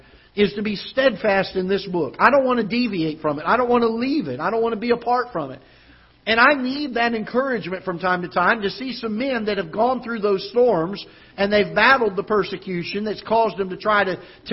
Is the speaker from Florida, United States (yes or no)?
yes; Florida, United States; now in Festus, United States; growing up in Florida, we had hurricanes down there quite often when I was growing up